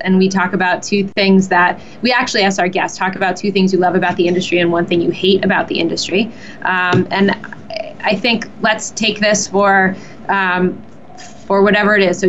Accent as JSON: {"language": "English", "region": "New Jersey", "country": "United States", "said": "And I'm from New Jersey."}